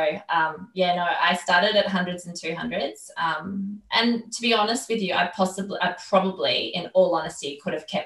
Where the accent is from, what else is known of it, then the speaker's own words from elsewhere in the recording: Australia; I love being Australian